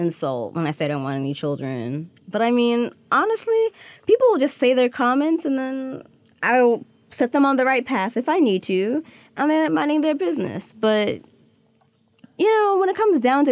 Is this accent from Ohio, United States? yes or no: no; Atlanta, Georgia, United States; also born or lived in New Jersey / Boston; now in New York, United States; I was born in Jersey, grew up in Atlanta